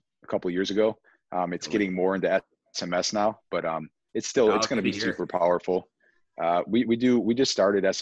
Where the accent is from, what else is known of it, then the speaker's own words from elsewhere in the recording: Buffalo, New York, United States; we're born and raised in Buffalo, so I used to cross the border all the time